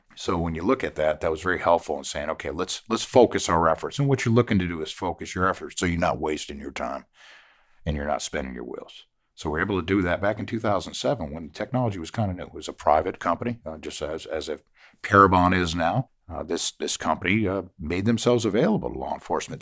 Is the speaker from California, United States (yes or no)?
no; Connecticut, United States; moved away as an adult; also born or lived in Savannah, Georgia; now in Beaufort County, South Carolina, United States; I'm originally from Connecticut.